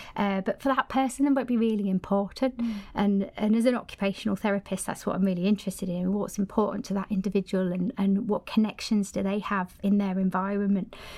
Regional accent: Cumbria, North West England, United Kingdom; moved away as an adult; now in Sweden; originally I'm from Cumbria, up in the north of the country

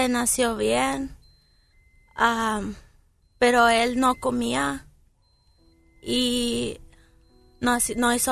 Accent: Jalisco, Mexico; now in United States; De un rancho que se llama Tazumbos, Jalisco.

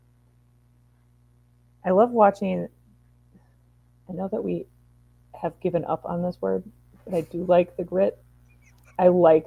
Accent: Wisconsin, United States; moved away; I grew up in Wisconsin

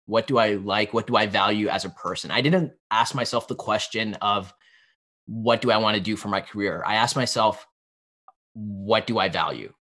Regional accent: Pennsylvania, United States; I grew up in Pennsylvania

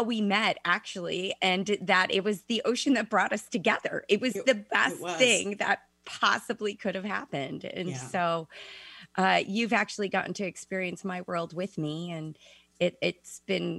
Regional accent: Chicago, Illinois, United States; I was born and raised in Chicago

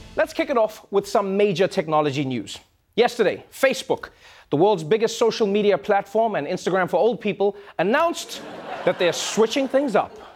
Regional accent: South Africa

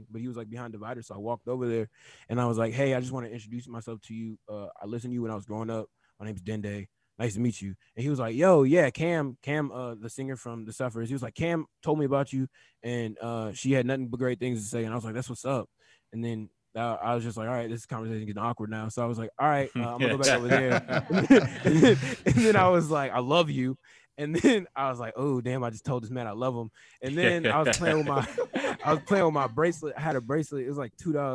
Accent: Katy, Texas, United States; I'm from KD

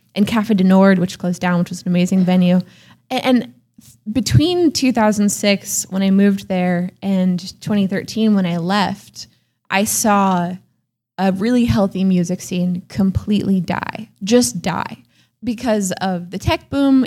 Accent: Oakland, California, United States; moved away as an adult; also born or lived in San Francisco; now in Portland, United States; I grew up in Oakland in a very, very healthy all ages music scene

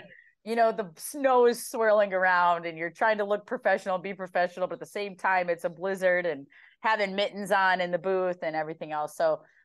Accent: Minnesota, United States; as a Minnesotan

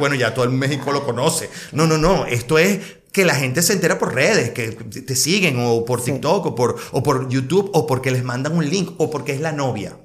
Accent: Caracas, Capital District, Venezuela; moved away as an adult; also born or lived in Spain; now in Miami, United States; yo soy de Caracas

